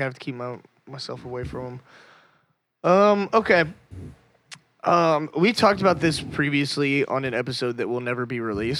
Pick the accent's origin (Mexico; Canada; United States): United States; Texas; I'm from a small town here in Texas, about halfway between Austin and Houston.